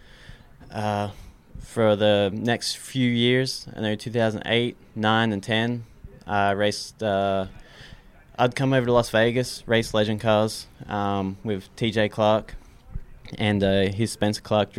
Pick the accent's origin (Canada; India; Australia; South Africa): Australia; I was born and raised in Australia, a small country town in Australia.